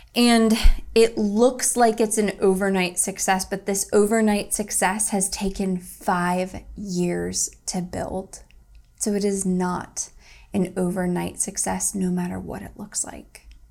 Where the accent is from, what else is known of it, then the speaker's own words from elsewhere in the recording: Toledo, Ohio, United States; now in Greensboro, United States; Toledo, Ohio, my hometown, where I'm from